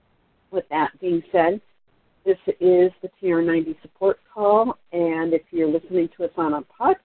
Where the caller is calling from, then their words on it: Portland, Oregon, United States; I'm calling from Portland, Oregon. … out of Portland, Oregon